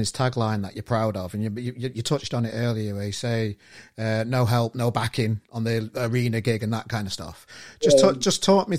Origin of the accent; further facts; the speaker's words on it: Manchester, North West England, United Kingdom; I'm from Manchester myself.